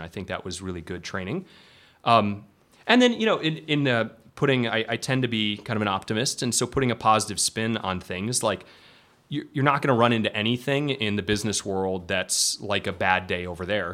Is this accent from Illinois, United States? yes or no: yes; Elgin, Illinois, United States; moved away as an adult; I grew up in Elgin, Illinois, which at this point is probably just a, a suburb of uh, Chicago.